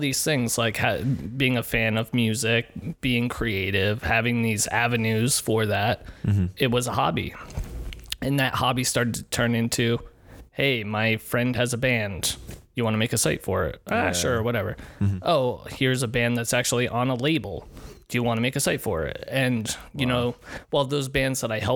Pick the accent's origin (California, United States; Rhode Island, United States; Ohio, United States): Rhode Island, United States; Scituate; I grew up in a little town called Scituate, which is kind of like a suburban, almost rural town in Rhode Island.